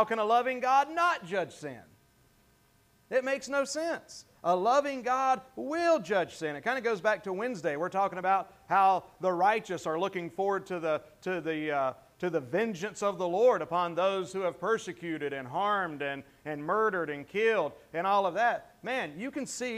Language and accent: English; the South, Southern United States, United States; accent: Southern; that's one of my words as a Southerner